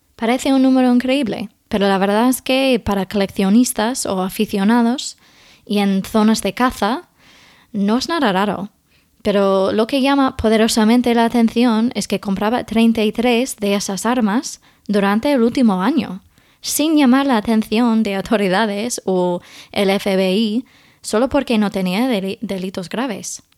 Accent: Indiana, United States; Spanish is a second language; moved away as an adult; now in Spain; Yo crecí en Indiana, un estado bastante rural, con granjas

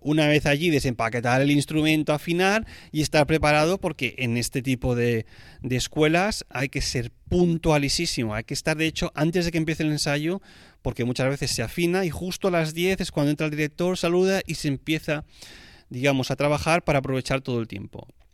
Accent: Spain; como español que soy

